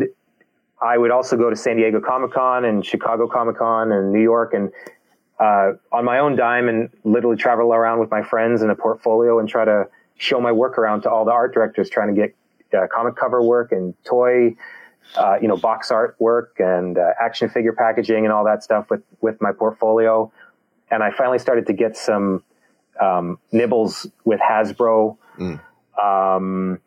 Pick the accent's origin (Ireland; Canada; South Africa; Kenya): Canada